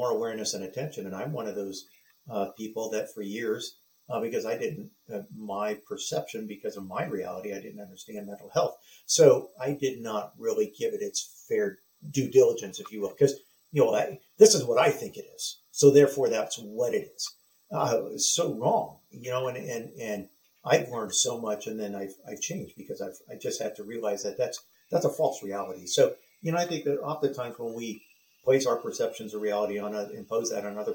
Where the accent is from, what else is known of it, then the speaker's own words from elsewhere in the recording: San Diego, California, United States; where I grew up in San Diego